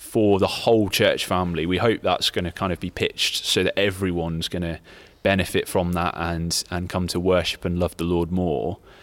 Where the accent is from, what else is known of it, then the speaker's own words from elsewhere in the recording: Leicester, East Midlands, United Kingdom; moved away as an adult; also born or lived in London; now in Nottingham, United Kingdom; I grew up in Leicester